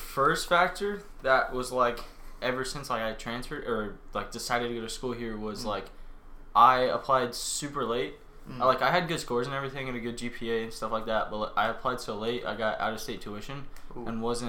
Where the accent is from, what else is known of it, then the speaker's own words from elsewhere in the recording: Fort Madison, Iowa, United States; moved away as an adult; now in Dallas, United States; from Fort Madison, Iowa, down here in big old D-Town.